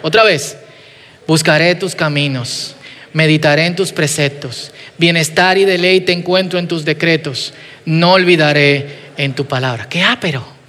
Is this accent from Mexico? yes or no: no; Dominican Republic